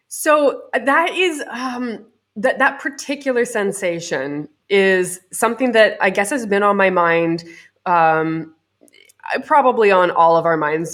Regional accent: Canada; I'm Canadian

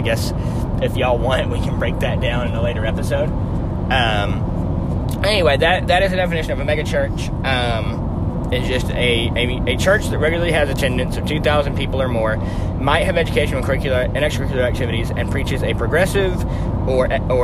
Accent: Birmingham, Alabama, United States; we currently reside and were raised in Birmingham and Greater Birmingham, Alabama

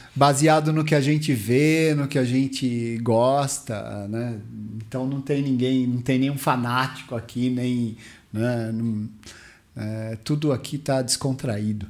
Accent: Mauá, São Paulo, Brazil; eu vim do Parque Bandeirantes, Mauá City

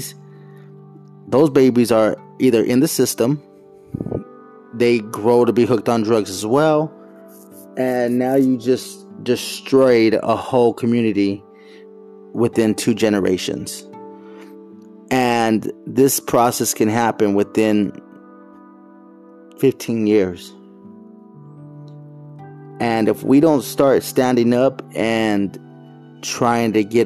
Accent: Phoenix, Arizona, United States; moved away; I was born and raised in Phoenix, Arizona, in the Merivale section, 67th Avenue, Camelback

